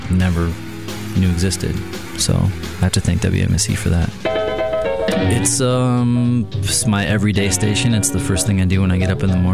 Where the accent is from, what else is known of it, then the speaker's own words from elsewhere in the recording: Menomonee Falls, Wisconsin, United States; now in Milwaukee, United States; I grew up in Menominee Falls